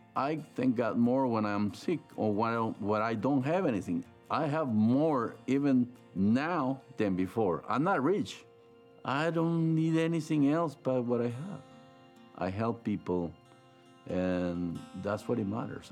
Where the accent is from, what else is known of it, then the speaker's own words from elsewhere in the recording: San Salvador, El Salvador; moved away; I grew up in El Salvador, San Salvador